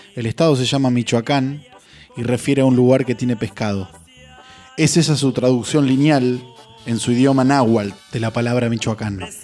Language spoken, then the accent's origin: Spanish; Argentina; de este lado del mapa argentino provincia adentro. Ineludible ADN de donde vengo